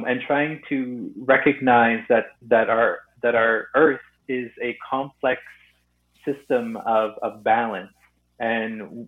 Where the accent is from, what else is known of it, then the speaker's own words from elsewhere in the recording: Sturgeon Lake Cree Nation, Northern Alberta, Canada; I'm from Northern Alberta, Sturgeon Lake Cree Nation in Treaty 8 territory.